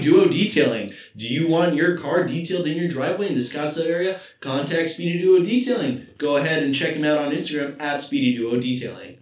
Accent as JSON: {"language": "English", "town": "Vancouver", "region": "British Columbia", "country": "Canada", "moved": "yes", "said": "I come from Vancouver, British Columbia, Canada."}